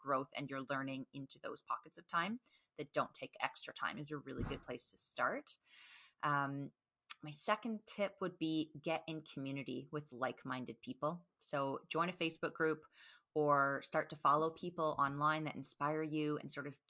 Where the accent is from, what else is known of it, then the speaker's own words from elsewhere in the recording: Canada; not .com because I am Canadian.